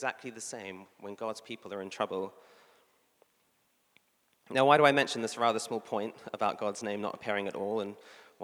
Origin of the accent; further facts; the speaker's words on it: New Zealand; I'm a New Zealander